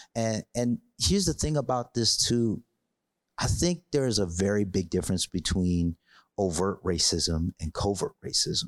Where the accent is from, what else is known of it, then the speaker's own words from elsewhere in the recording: Hartford, Connecticut, United States; I grew up in Hartford, Connecticut